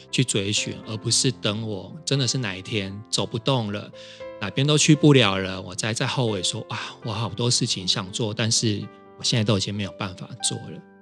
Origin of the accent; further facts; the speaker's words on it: Kaohsiung, Taiwan; now in Taipei, Taiwan; 我来自高雄，现在住在台北